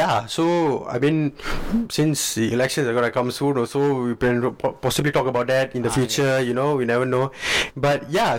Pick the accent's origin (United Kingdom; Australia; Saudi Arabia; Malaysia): Malaysia; we're Malaysians, okay? Yeah. We're Malaysian Indians